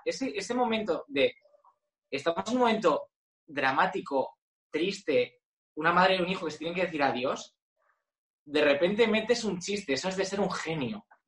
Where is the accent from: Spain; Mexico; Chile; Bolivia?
Spain; Alcalá de Henares, Community of Madrid; Alcalá de Henares porque me crié allí